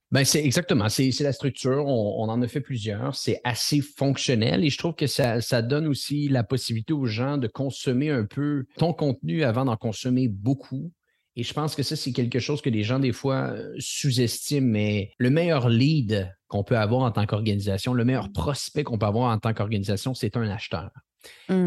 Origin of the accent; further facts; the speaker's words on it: Montreal, Quebec, Canada; accent: Quebec; je ne suis pas de la France. Je suis, euh, je suis du Canada. Je vis euh, à Montréal, au Québec